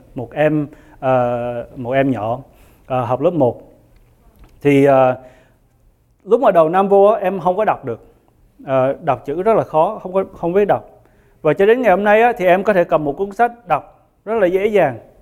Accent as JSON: {"language": "Vietnamese", "country": "Vietnam", "said": "người Việt của chúng ta"}